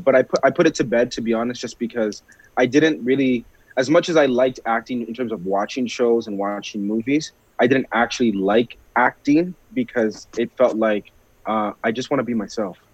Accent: Brampton, Ontario, Canada; also born or lived in Rexdale, Toronto; I was raised in Brampton, but I was actually born in Rex.

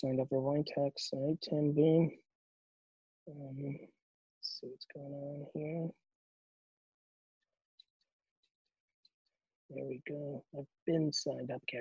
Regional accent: Belarus; moved away; I was born in Belarus

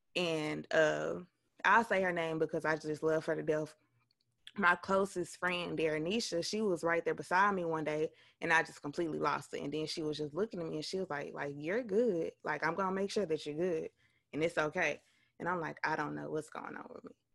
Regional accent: West Helena, Arkansas, United States; I am originally from West Helena, Arkansas.

